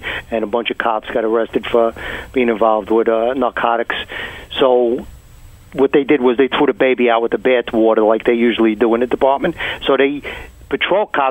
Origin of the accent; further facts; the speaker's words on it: New York City, New York, United States; I grew up in Benson Arms of Brooklyn